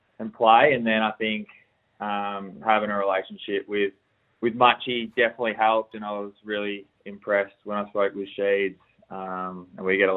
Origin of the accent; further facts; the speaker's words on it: Rowville, southeast of Melbourne, Victoria, Australia; moved away as an adult; now in Perth, Australia; I'm from Rogal, which is a suburb kind of maybe 40 minutes southeast of Melbourne. I grew up out there